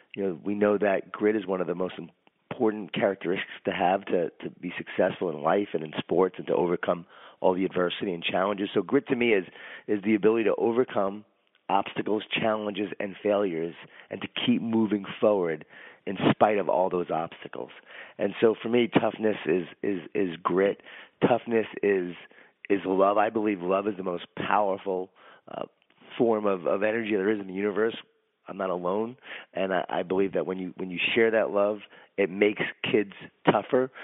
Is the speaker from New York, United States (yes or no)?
yes; Long Island, New York, United States; born or raised there